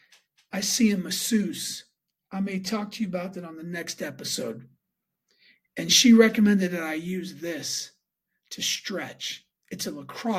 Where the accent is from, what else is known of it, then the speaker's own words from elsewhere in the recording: Pittsburgh, Pennsylvania, United States; moved away; Went back for my nephew's wedding to Pittsburgh, my hometown where I grew up.